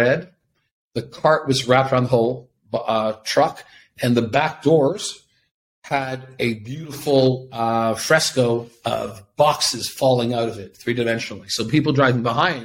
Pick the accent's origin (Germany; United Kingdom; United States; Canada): Canada; Toronto, Ontario; now in Tel Aviv, Israel; I'm from Toronto, Canada, and now live here in Tel Aviv